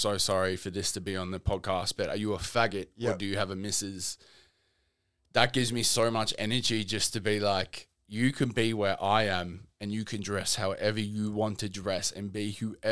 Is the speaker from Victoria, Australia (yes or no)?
yes; Melbourne, Victoria, Australia; I grew up Newport to Williamstown, Footscray area.